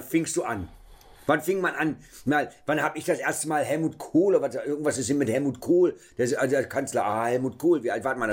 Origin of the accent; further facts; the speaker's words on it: Berlin, Germany; Ich bin ja am Checkpoint Charlie groß geworden